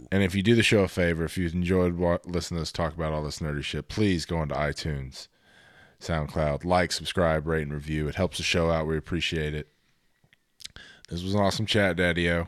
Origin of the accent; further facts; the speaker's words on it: Texas, United States; I am from Texas